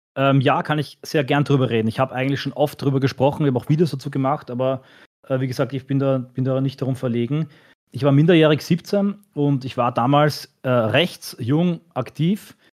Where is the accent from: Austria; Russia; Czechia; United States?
Austria; ich bin als Österreicher